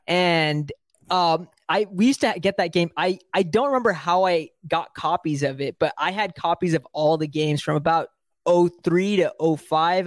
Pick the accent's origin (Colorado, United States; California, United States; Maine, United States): California, United States; Bay Area; also born or lived in South India; I'm from the Bay Area. I live in the Bay Area.